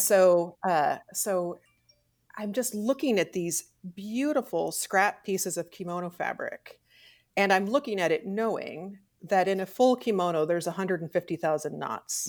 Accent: Hannibal, Missouri, United States; also born or lived in Kansas City / Texas; I was born in Kansas City, We lived in Texas until I was five. We moved to Hannibal

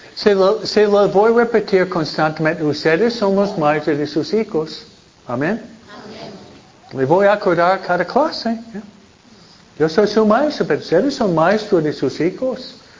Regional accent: New York, United States; now in California, United States; Nueva York, de donde vengo yo

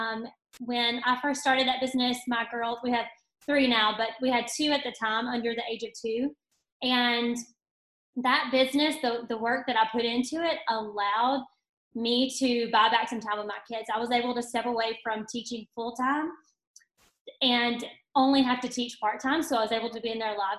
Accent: Tuscaloosa, Alabama, United States; also born or lived in Northport, Alabama; I am from Tuscaloosa, Alabama

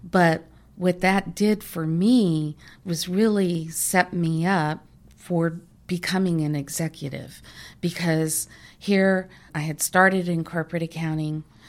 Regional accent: San Diego, California, United States; I grew up in San Diego, a great place to grow up.

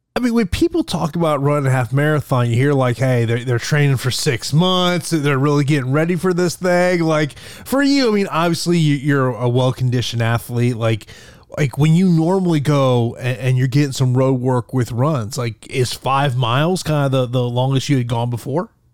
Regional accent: Tampa, Florida, United States; here in my hometown of Tampa, Florida.

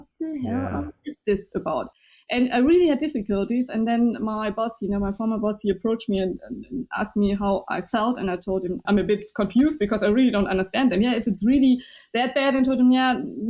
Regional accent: Germany; first language Chinese; English is a second language; I was born and raised in Germany, and my first language was Chinese.

